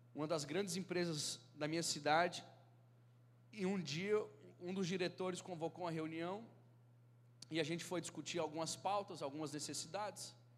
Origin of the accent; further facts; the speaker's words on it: Brasília, Federal District, Brazil; eu sou lá de Brasília, da Igreja Batista Filadélfia